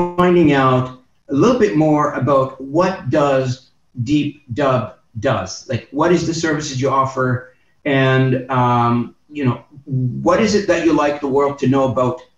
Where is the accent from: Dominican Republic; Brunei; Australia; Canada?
Canada; Moncton, New Brunswick; My hometown was Moncton, New Brunswick.